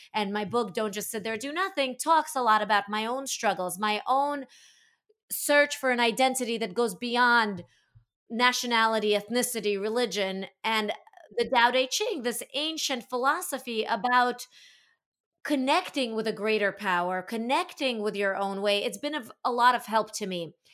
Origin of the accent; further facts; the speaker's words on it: Latvia; I was born in the former Soviet Union, I was born in Latvia